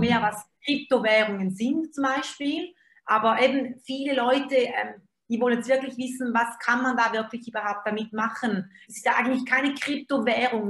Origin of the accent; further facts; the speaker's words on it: Switzerland; Also ich bin Schweizerin, komme mal nicht auf, aus Deutschland